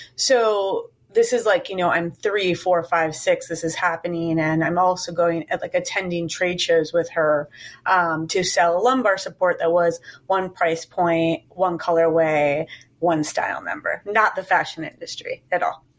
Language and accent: English; Chicago, Illinois, United States; moved away as an adult; now in New York, United States; I'm from Chicago and moved to New York in 1999